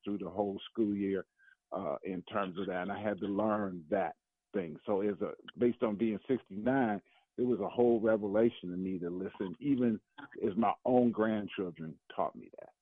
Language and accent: English; Milwaukee, Wisconsin, United States; I grew up in Milwaukee